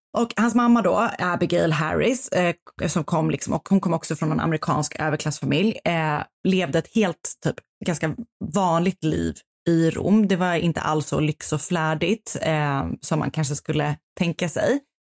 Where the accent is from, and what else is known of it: Stockholm, Stockholm County, Sweden; born or raised there